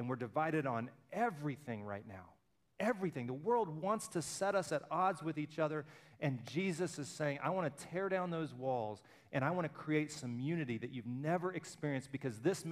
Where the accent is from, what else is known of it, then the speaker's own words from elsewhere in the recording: Alabama, United States; I'm from Alabama.